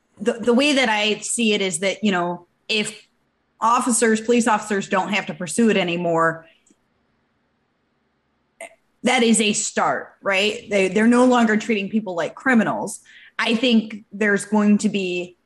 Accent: Michigan, United States; I'm from Michigan

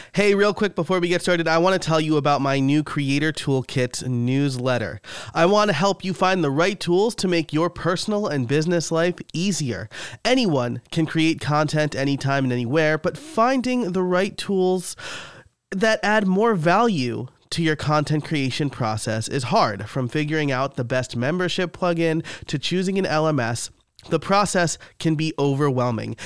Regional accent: New York, United States; now in near Philadelphia, United States; I'm from New York, so I call it Rita's Italian ice

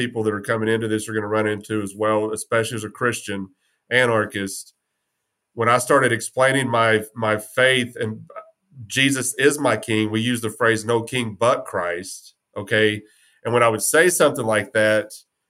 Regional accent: West Texas, United States; I'm from West Texas

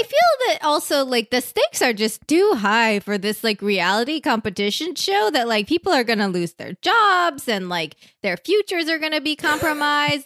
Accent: Iowa, United States; I'm from Iowa

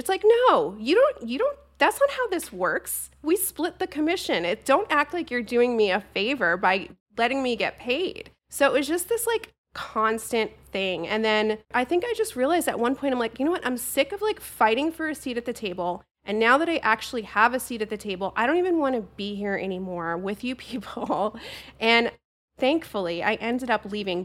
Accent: New Jersey, United States; I'm from Jersey

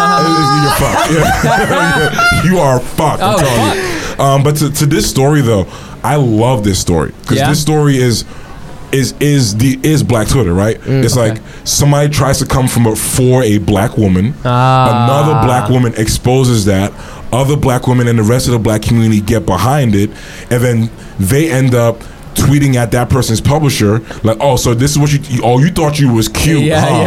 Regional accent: Haiti; but I'm Haitian. Both my parents are Haitian.

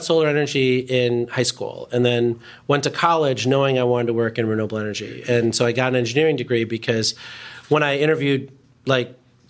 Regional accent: Chicago Ridge, Illinois, United States; also born or lived in India; we grew up in Chicago Ridge, where my dad was doing his residency

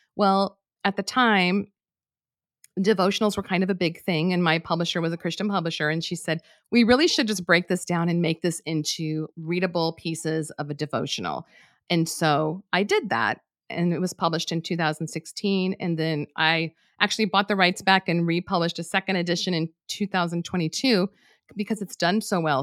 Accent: New Mexico, United States; moved away as an adult; I'm from New Mexico

